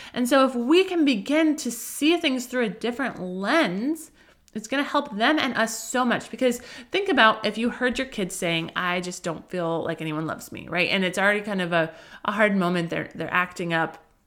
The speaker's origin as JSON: {"language": "English", "region": "Colorado", "country": "United States", "tie": "born or raised there", "moved": "yes", "lives_now": "Southern California, United States", "said": "I grew up in Colorado"}